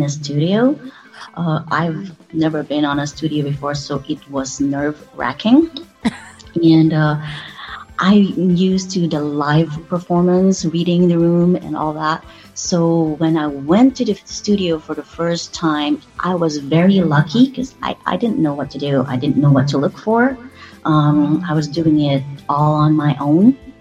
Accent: Philippines; moved away as an adult; now in United States; I came from the Philippines

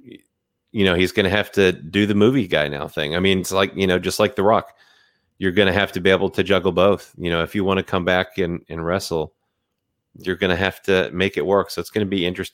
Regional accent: United States; also born or lived in South; I was actually born in the South, raised in New England, and then moved back to the South. So I've been all up and down the East Coast.

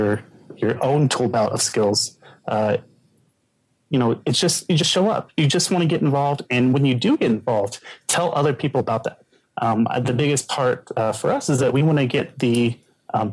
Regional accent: Denton, Texas, United States; I am from Denton, which is north of Dallas

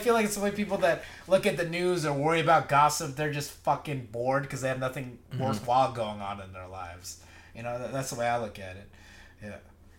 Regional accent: Philippines; we're from the Philippines.

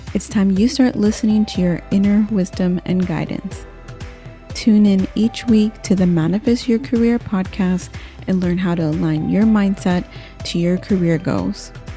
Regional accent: San Antonio, Texas, United States; growing up in San Antonio, of course, Latinos are the majority

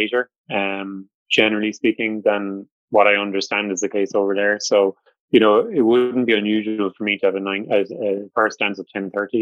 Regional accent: Cork, Munster, Ireland; I am from Cork

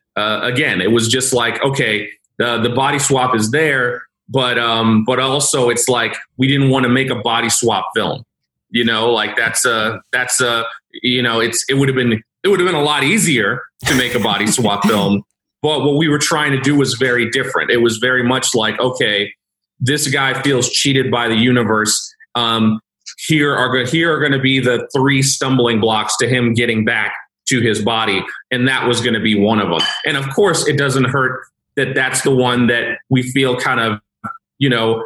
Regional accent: New York City, New York, United States; also born or lived in Queens; I grew up in Brooklyn, but I moved to Queens as an adult.

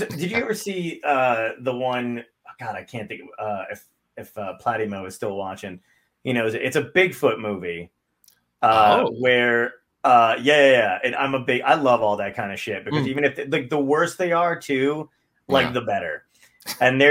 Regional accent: Toms River, New Jersey, United States; I'm from Tom's River, New Jersey

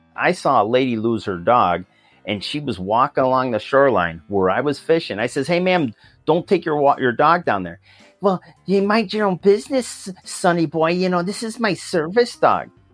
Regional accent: Rochester, New York, United States; moved away as an adult; now in Orlando, United States; I grew up in, uh, a city called Rochester in, uh, West, Western New York

